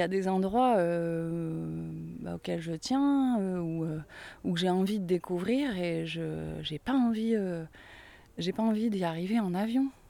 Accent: Angoulême, Nouvelle-Aquitaine, France; je suis je suis née je suis à Angoulême. ma mère est de Cognac, mon père est de Rochefort-sur-Mer

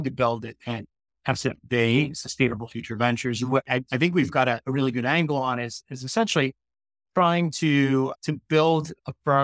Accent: United States; moved away as an adult; also born or lived in San Francisco Bay Area, United States; now in United Kingdom; I'm an American transplant that moved over to the UK about 3 years ago. Prior to that, I spent about 22 years in the San Francisco Bay Area

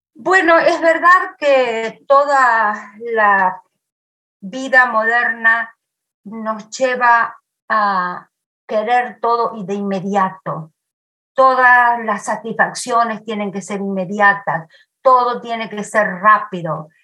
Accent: Argentina; moved away; mi pueblo y muchos otros pueblos divididos por la vía del tren

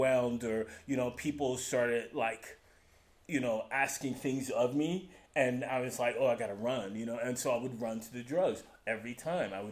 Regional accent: New York, United States; moved away as an adult; now in Utah, United States; I am from New York originally

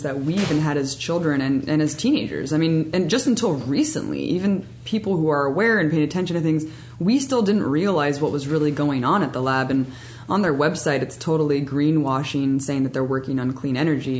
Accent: Pleasanton, California, United States; Growing up in Pleasanton, it's the next city over from Livermore

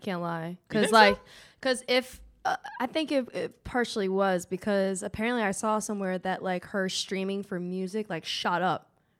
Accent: New Jersey, United States; now in Los Angeles, United States; I'm from Jersey.

